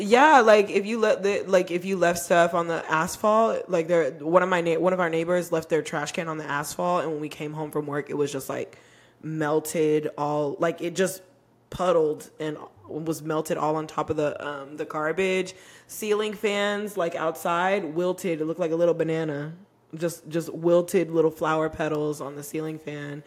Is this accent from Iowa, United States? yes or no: no; Texas, United States; also born or lived in Arizona; I grew up in Texas